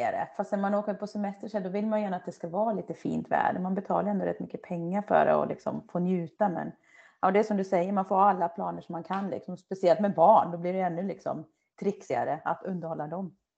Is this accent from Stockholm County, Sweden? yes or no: no; Töreboda, Västra Götaland, Sweden; moved away; also born or lived in Dalarna; i Töreboda då, där jag är uppvuxen